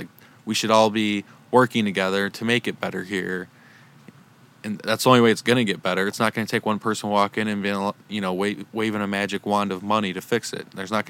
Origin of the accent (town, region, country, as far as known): United States